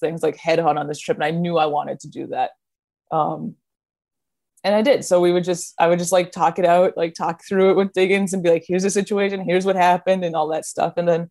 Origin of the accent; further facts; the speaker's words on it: Minneapolis, Minnesota, United States; I grew up in Minnesota.